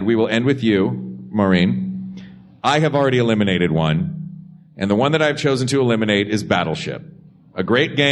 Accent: Tennessee, United States; I am born and raised in Tennessee

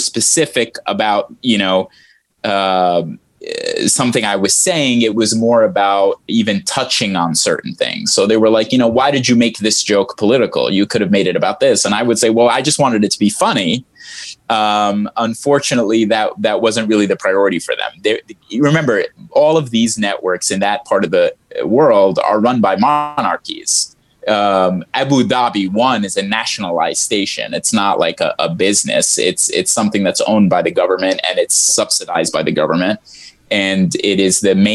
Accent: United States; first language Arabic; English is a second language; also born or lived in Dubai; growing up in America

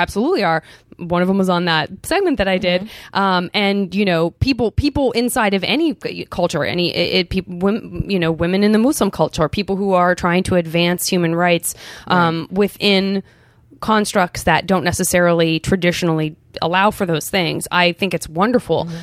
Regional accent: Arizona, United States; I'm from Arizona

